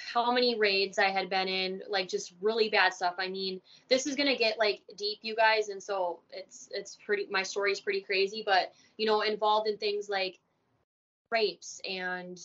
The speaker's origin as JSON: {"language": "English", "region": "Minnesota", "country": "United States", "tie": "born or raised there", "also_born_or_lived": "Germany"}